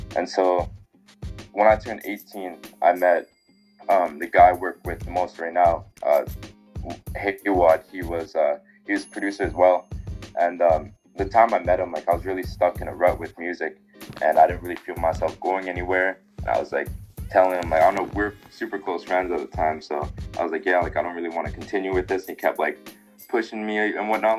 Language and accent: English; Winnipeg, Manitoba, Canada; I was born here in Winnipeg, Manitoba